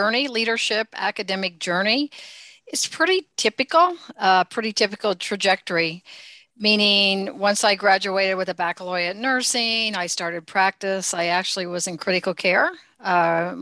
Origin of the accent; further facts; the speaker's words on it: central rural Indiana, United States; I actually am from the Midwest. I'm from Indiana, in central rural Indiana